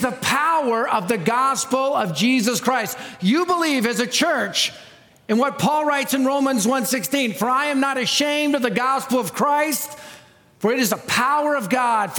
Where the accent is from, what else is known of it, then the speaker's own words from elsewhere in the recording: Denver, Colorado, United States; I'm from Denver. I live in Denver